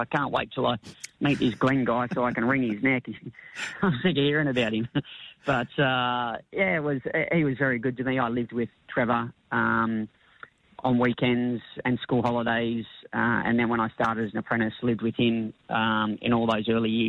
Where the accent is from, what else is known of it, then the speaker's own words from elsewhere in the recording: Carpenter's Rocks, South Australia, Australia; also born or lived in Lismore; But yeah, I was born in Lismore. I lived there until I was 7, and then we moved to Carpenter's Rocks, which is near Mount Gambier in South Australia.